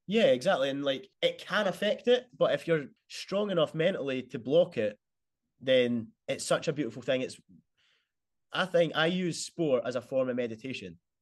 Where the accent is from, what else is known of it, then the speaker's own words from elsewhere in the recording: Bathgate, Scotland, United Kingdom; being Scottish